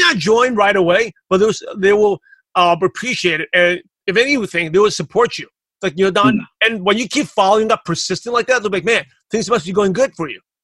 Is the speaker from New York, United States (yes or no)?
yes; New York City, New York, United States; I'm from Brooklyn, New York.